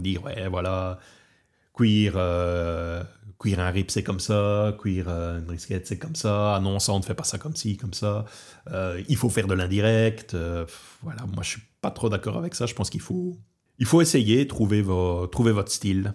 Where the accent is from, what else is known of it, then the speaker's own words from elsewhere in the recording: Belgium; now in Portugal; je suis au Portugal, je suis originaire de Belgique et je travaille beaucoup sur la France